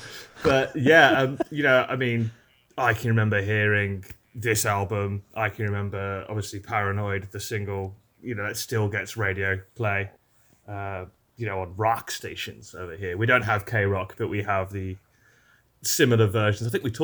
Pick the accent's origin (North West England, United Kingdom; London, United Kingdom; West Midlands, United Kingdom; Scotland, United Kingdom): West Midlands, United Kingdom; Birmingham; I'm a Brummie. I'm from Birmingham, UK.